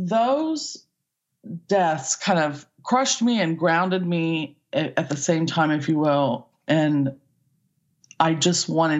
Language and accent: English; Midwest, United States; Just growing up in the Midwest and both not feeling like we belonged, if that makes sense.